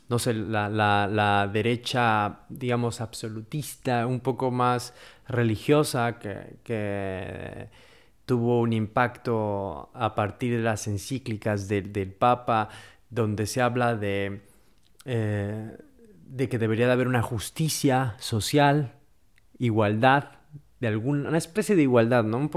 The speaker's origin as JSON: {"language": "Spanish", "country": "Mexico", "said": "Siendo mexicano y estar a favor de Donald Trump."}